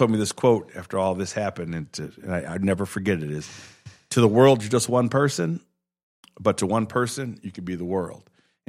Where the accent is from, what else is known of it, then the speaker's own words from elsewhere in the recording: Chicago, Illinois, United States; now in Milwaukee, United States; I'm from Chicago, man.